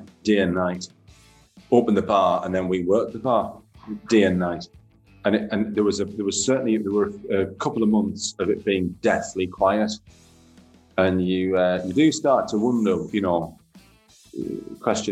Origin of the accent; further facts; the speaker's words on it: Sunderland, North East England, United Kingdom; now in Leeds, United Kingdom; But I'm from Sunderland